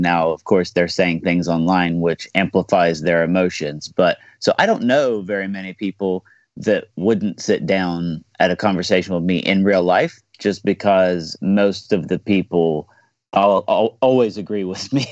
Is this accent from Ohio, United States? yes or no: yes; Southeast Ohio, United States; I'm from Southeast Ohio